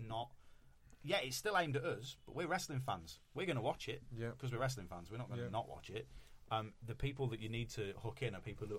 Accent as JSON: {"language": "English", "region": "Wales", "country": "United Kingdom", "said": "I am biased as a Welsh"}